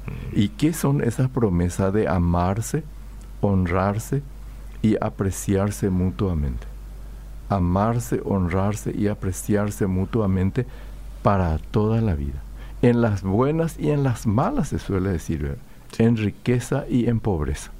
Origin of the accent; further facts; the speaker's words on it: Paraguay; yo también soy paraguayo, forma, formo parte de esta cultura